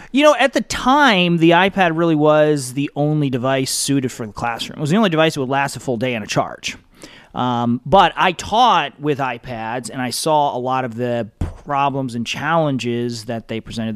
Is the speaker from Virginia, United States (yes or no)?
no; Michigan, United States; I'm from Michigan